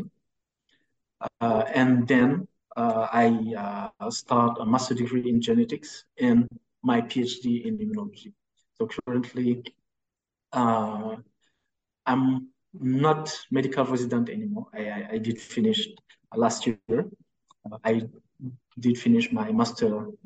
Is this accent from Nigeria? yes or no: no; Dakar, Senegal; I'm from Senegal, Dakar, that is the capital of Senegal, and I spent my whole, I grew up here